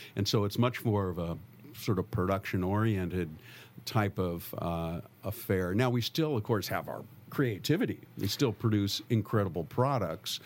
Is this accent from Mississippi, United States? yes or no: no; San Francisco Bay Area, California, United States; also born or lived in St. Helena, Napa Valley; I grew up in the San Francisco Bay Area